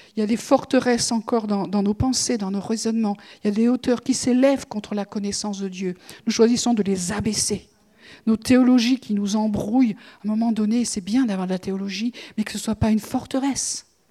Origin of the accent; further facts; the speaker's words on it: France; en tant que Français